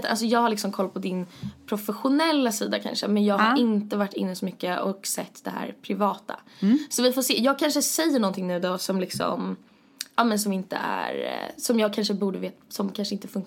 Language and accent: Swedish; Sweden; Det betyder egentligen ingenting med tanke på att vi är från Sverige.